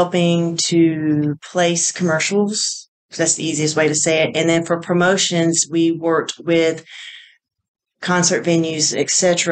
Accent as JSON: {"language": "English", "town": "Augusta", "region": "Georgia", "country": "United States", "tie": "born or raised there", "also_born_or_lived": "Macon, Georgia", "said": "I am from Georgia. Born and raised. I grew up in Augusta"}